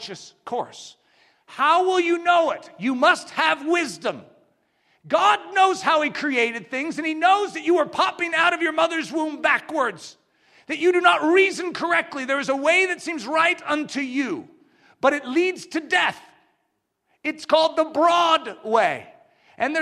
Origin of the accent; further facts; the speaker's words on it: United States; we as English-speaking Americans